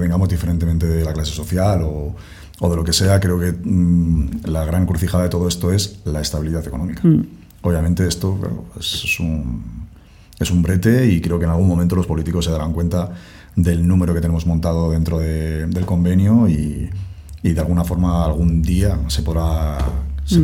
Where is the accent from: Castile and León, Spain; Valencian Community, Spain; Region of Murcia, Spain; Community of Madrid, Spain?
Castile and León, Spain; moved away; yo soy castellano